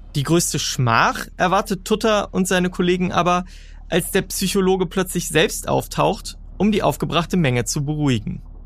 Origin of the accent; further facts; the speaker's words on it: Bonn, North Rhine-Westphalia, Germany; Als gebürtiger Bonner